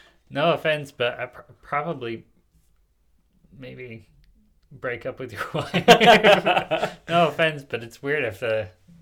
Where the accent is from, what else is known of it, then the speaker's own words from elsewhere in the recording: Paraguay; now in United States; I grew up in Paraguay.